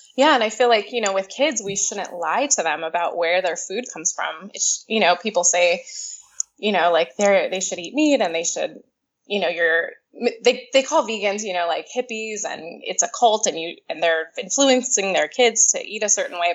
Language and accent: English; California, United States; moved away as an adult; also born or lived in Miami; I grew up in California um, until I was about 24